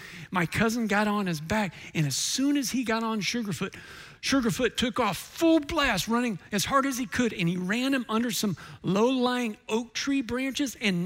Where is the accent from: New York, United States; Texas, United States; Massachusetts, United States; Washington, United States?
Texas, United States; San Antonio; I grew up right here in San Antonio